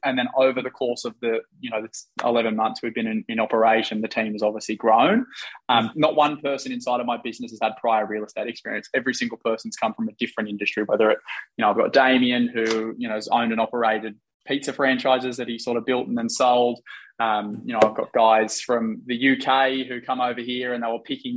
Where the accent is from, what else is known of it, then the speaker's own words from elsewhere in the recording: Wilberforce, New South Wales, Australia; also born or lived in Eastern suburbs, Sydney; now in Sydney, Australia; I grew up in a place called Wilberforce, which is the other side of Windsor